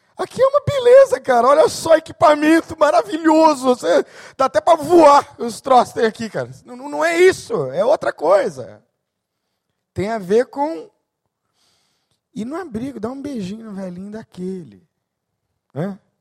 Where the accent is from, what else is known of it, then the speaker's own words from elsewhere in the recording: São Paulo, Brazil; Sou nascido em São Paulo, então, numa selva de cinquenta cariocas, eu era o único paulista